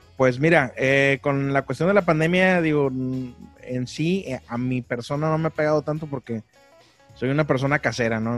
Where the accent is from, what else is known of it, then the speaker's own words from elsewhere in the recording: Monterrey, Nuevo León, Mexico; moved away as an adult; now in Ciudad Mante, Mexico; soy de Monterrey, nací en Monterrey, pero me considero eh, potosino, huasteco, porque mis papás son de allá de, de la Huasteca Potosina